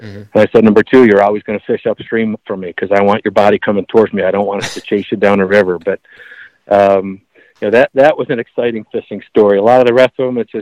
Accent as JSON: {"language": "English", "town": "Buffalo", "region": "New York", "country": "United States", "tie": "born or raised there", "also_born_or_lived": "Northeast", "moved": "as an adult", "lives_now": "near Asheville, United States", "said": "I grew up in Buffalo, where people are very friendly and chatty"}